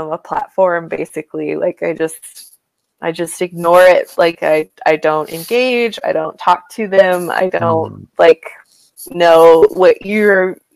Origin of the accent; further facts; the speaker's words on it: Kansas, United States; now in Montana, United States; Living here in Montana, I'm from Kansas